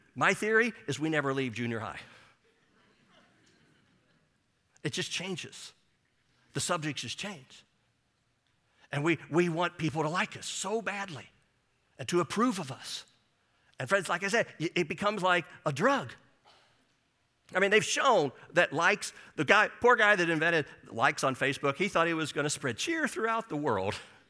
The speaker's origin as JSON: {"language": "English", "town": "St. Louis", "region": "Missouri", "country": "United States", "tie": "born or raised there", "said": "Now, I grew up in St. Louis, and the public schools were K through 8, and then high school, the 4 years of high school."}